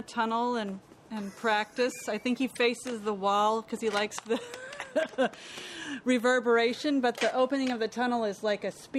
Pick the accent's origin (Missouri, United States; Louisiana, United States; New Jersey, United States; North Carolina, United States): Missouri, United States; Columbia; moved away as an adult; now in Portland, United States; I've been here in Portland, moved here in 2007 from Missouri, which was my home state.